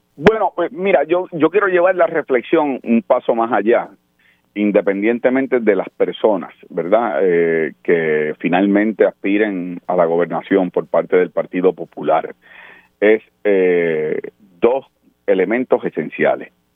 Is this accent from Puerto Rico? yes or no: yes; Puerto Rico; como puertorriqueños